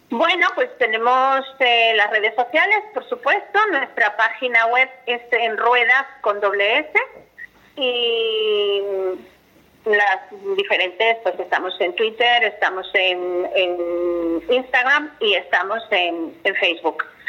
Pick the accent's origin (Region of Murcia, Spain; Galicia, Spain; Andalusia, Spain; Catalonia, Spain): Galicia, Spain; tengo que tirar para mi tierra y hablar de las playas gallegas